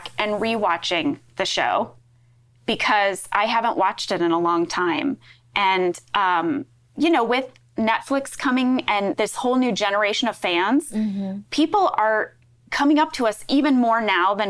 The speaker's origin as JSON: {"language": "English", "region": "Midwest", "country": "United States", "tie": "born or raised there", "moved": "yes", "said": "my Midwestern upbringing"}